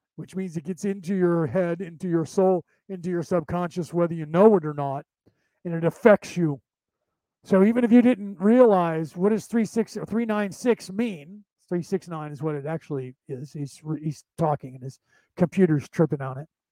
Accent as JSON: {"language": "English", "country": "United States", "tie": "born or raised there", "said": "I'm an American born Irish, but my, my Gaelic isn't as good as his"}